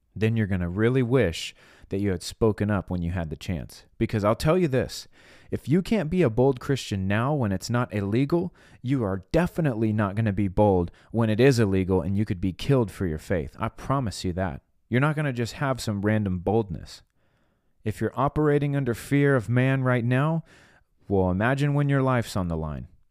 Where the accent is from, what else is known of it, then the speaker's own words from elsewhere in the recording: United States; I was born in America. God put me here on purpose." and this is my country.